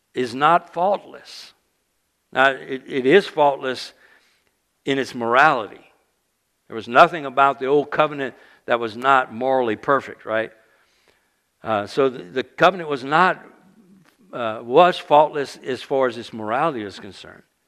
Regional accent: South Louisiana, United States; moved away; I grew up in South Louisiana

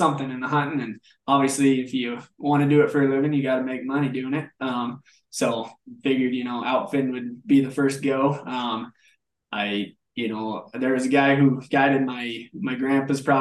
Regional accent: Kremmling, Colorado, United States; I grew up in Kremlin, Colorado.

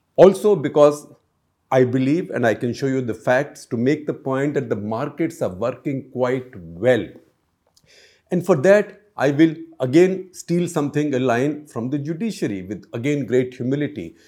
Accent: India

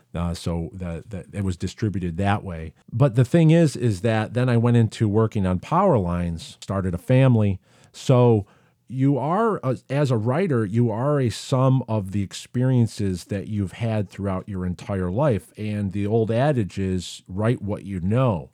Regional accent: Syracuse, New York, United States; I grew up in Syracuse, New York.

